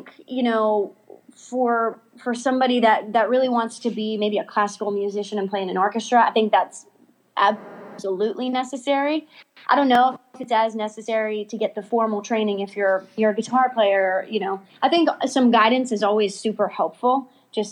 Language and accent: English; outside of Philadelphia, Pennsylvania, United States; now in Nashville, United States; I grew up outside of Philadelphia